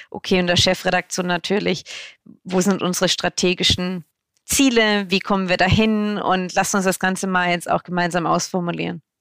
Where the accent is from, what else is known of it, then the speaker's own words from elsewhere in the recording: Baden-Württemberg, Germany; Ich komme ja aus dem Süden. Ich bin im Bodensee groß geworden